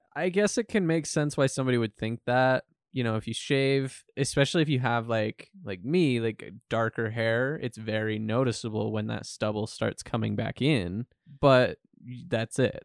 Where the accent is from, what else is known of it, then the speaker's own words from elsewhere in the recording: United States; we grew up in the United States